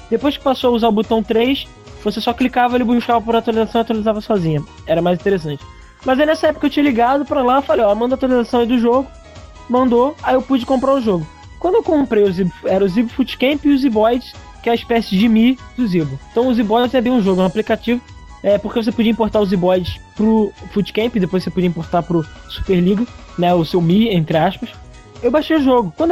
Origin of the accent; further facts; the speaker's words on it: Rio de Janeiro, Brazil; Eu, eu sou do Rio, eu ligava para São Paulo.